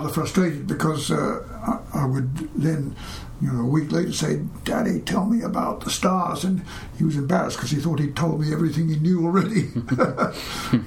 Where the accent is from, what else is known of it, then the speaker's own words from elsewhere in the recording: Australia; when I was little, this was in Australia